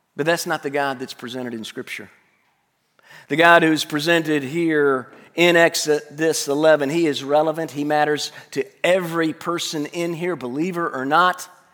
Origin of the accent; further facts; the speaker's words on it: Tuscaloosa, Alabama, United States; I Grew up in Tuscaloosa